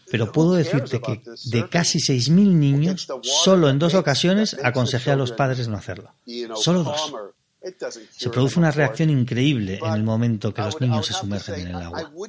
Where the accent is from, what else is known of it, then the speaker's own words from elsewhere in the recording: San Diego, California, United States; Yo crecí con su madre en San Diego, salíamos juntos cuando teníamos